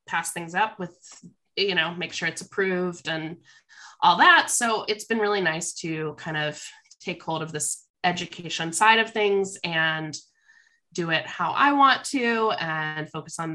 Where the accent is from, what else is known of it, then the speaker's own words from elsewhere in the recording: Columbus, Ohio, United States; also born or lived in Cincinnati, Ohio; now in Washington, United States; I'm from Columbus, Ohio, Upper Arlington. It's right by Ohio State